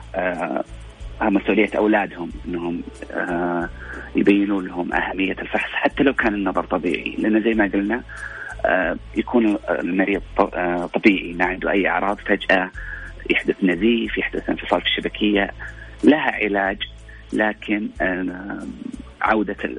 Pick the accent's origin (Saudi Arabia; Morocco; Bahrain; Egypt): Saudi Arabia; عندنا في السعوديه